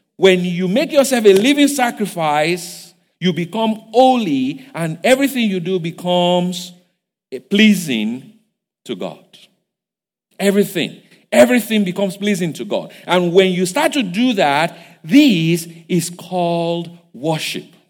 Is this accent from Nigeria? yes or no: yes; Igbajo, Osun, Nigeria; English is a second language; moved away; I'm from Igbajo. I don't speak too much English.